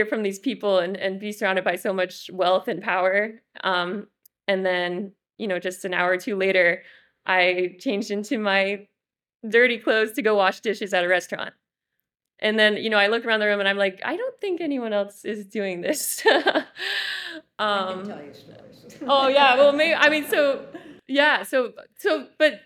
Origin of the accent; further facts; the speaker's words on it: White River Junction, Vermont, United States; working at a storefront in my hometown in White River Junction